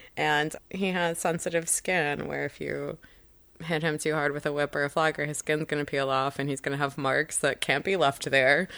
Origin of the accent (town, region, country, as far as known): Chicago, Illinois, United States; born or raised there